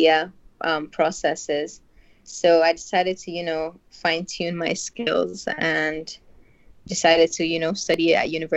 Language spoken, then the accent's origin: English; Northern Nigeria, Nigeria; I'm a filmmaker from Northern Nigeria.